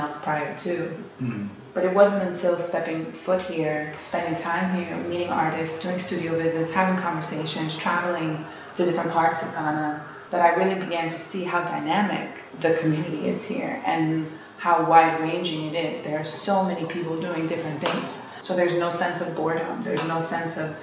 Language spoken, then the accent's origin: English; New York City, New York, United States; also born or lived in Harlem / Manhattan; I was born and bred in New York and grew up in Brooklyn and lived in Harlem for many years and have lived in Manhattan most of my life